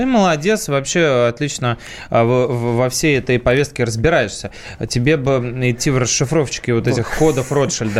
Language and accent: Russian; Saint Petersburg, Russia; я тоже из Питера